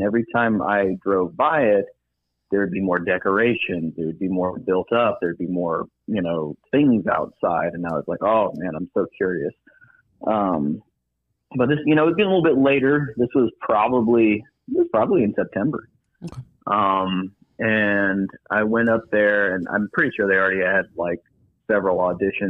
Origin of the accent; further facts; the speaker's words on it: Huntsville, Alabama, United States; now in Birmingham, United States; I'm from Huntsville, Alabama